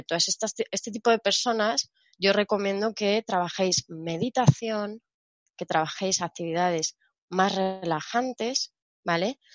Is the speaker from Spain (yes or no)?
yes; Spain; yo soy española